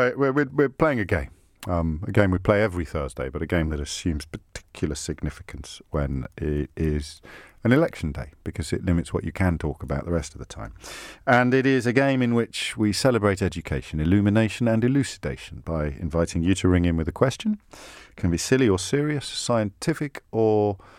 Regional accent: Kidderminster, West Midlands, United Kingdom; Kidderminster is twinned, my hometown

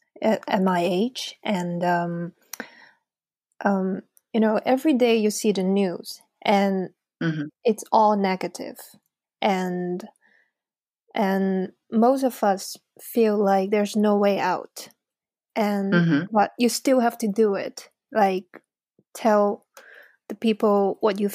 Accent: Hong Kong; moved away as an adult; now in London, United Kingdom; I was born and raised in Hong Kong. And since last year, I came to London to study a master's degree

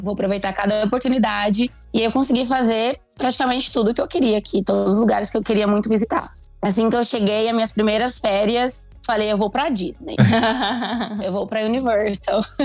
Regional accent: Pindorama, São Paulo, Brazil; eu sou do interior de São Paulo, uma cidadezinha chamada Pindorama

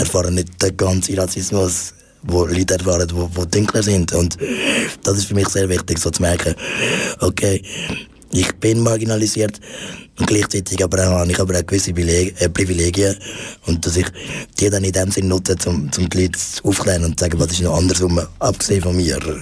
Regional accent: Zurich, Switzerland; ich bin äh, in der Familie von meiner Mutter aufgewachsen, ähm, da in, in Zürich

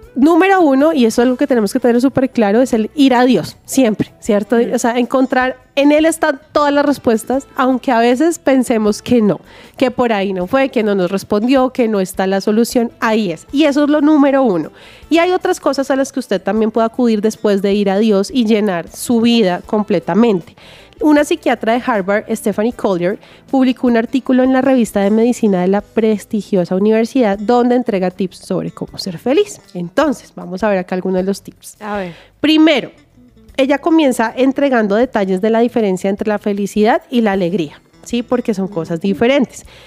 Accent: Bogotá, Colombia; yo nací en Bogotá, toda mi familia es santanderiana, por ende yo también soy santanderiana

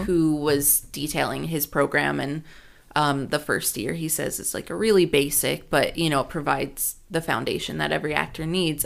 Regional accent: California, United States; I'm from California

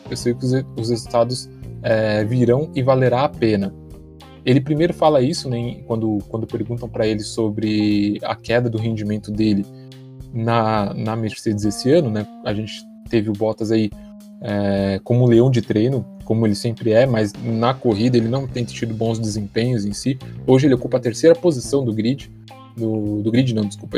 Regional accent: Brazil; de um lugar conhecido entre nós brasileiros

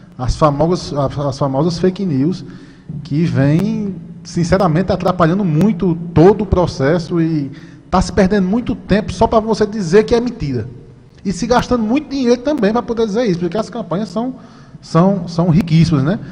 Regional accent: Vieirópolis, Paraíba, Brazil; Eu sou de Vieirópolis, aqui uma cidade pertinho, uma cidade pequena

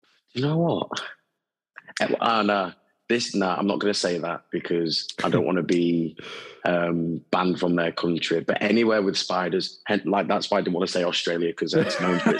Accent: Hull, Yorkshire and the Humber, United Kingdom; moved away as an adult; now in Birmingham, United Kingdom; I'm from Hull originally.

